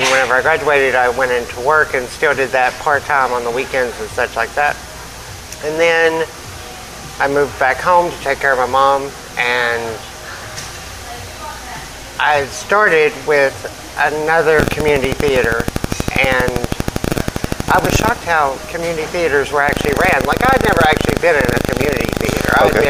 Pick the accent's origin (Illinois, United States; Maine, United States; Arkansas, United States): Arkansas, United States; Marlton; I'm from right here.